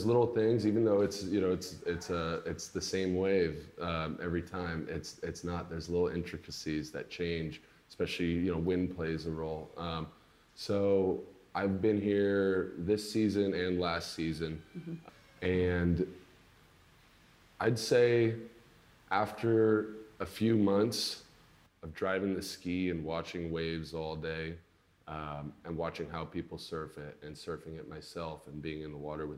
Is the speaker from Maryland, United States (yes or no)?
no; Stinson Beach, California, United States; I'm originally from a little town just north of San Francisco in West Marin County. It's called Stinson Beach